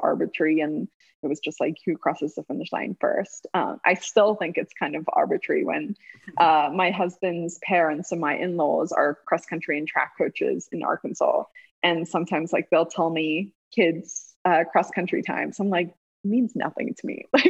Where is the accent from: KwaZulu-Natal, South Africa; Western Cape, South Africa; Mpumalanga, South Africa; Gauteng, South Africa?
Western Cape, South Africa; Cape Town; I was like, I'm from here. I'm from Cape Town. Don't you dare ask me where I'm from.